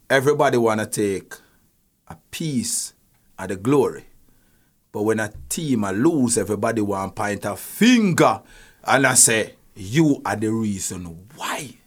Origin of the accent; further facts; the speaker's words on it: Spanish Town, Jamaica; I'm from De La Vega City, and we were so, we are such a tight-knit community